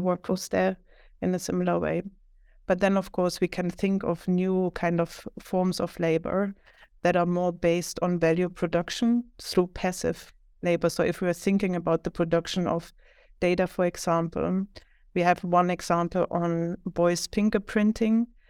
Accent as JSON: {"language": "English", "town": "Leipzig", "region": "Saxony", "country": "Germany", "also_born_or_lived": "Philadelphia", "moved": "as an adult", "lives_now": "Sweden", "said": "I'm originally from Germany, more specifically Leipzig, which is like one and a half hours from Berlin in the former eastern part of Germany"}